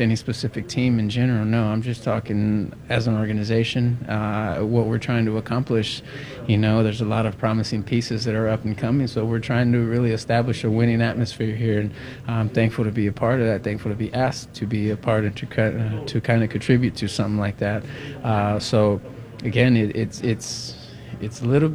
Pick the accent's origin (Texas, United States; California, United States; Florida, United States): California, United States; I'm from California